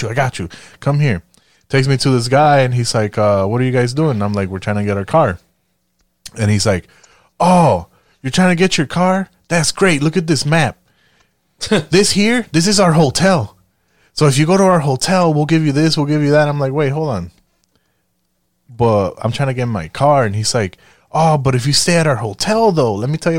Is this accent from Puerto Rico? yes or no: yes; Puerto Rico; moved away; I'm Puerto Rican